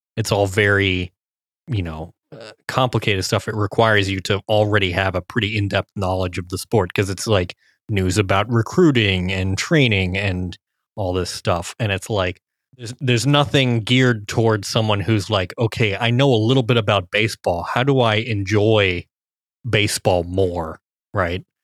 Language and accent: English; Cincinnati, Ohio, United States; I grew up in Cincinnati